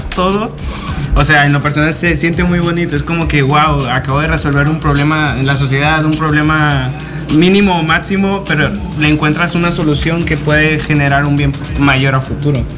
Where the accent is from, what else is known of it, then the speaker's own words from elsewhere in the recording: Sinaloa, Mexico; moved away as an adult; also born or lived in Nayarit; mi origen es desde Sinaloa, así que tengo más cultura sinaloense